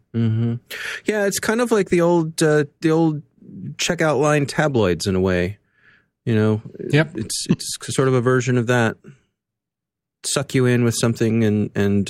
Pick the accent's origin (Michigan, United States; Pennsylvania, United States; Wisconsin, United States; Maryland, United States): Maryland, United States; Columbia; born or raised there